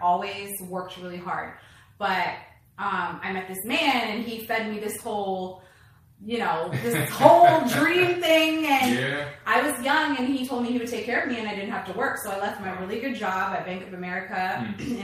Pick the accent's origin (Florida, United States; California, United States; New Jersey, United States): California, United States; Los Angeles; I grew up in Los Angeles, California